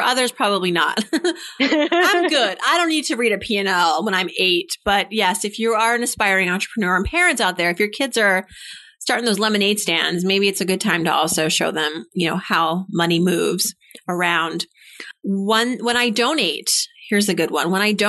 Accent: Worcester, Massachusetts, United States; I'm from Massachusetts as well.

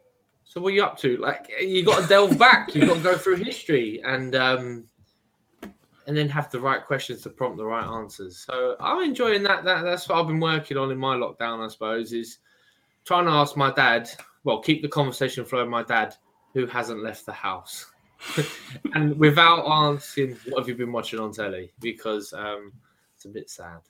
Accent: London, United Kingdom; where I'm from, you know, like just being a Londoner

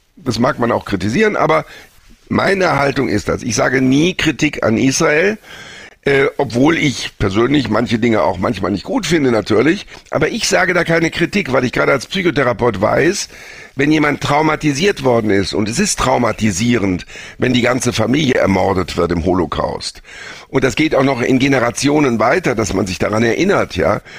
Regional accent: Germany; Wir als Deutsche

